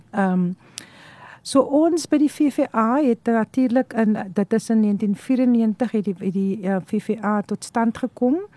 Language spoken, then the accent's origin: Afrikaans; Stellenbosch area, Kuils River, Western Cape, South Africa; ek het grootgeword daar in die Stellenbosch omgewing in 'n baie klein dorpie Kuilmo.